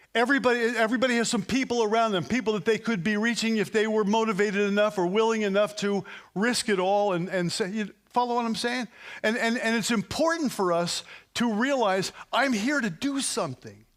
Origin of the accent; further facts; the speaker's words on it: New Jersey, United States; we're from New Jersey.